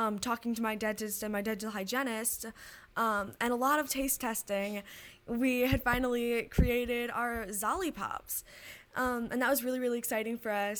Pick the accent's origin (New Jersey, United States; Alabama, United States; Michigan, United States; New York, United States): Michigan, United States; Detroit; I'm from Detroit, Michigan